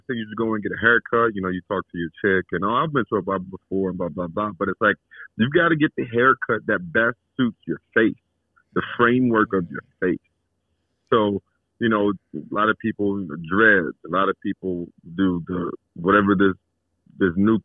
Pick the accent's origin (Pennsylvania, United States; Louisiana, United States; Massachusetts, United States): Louisiana, United States; Alexandria; I grew up in Alexandria, Louisiana